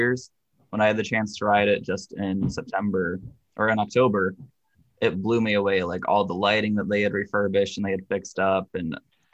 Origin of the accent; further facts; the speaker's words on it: Cincinnati, Ohio, United States; moved away as an adult; I grew up in the Ohio-Cincinnati area, worked at Kings Island for many years in high school and college.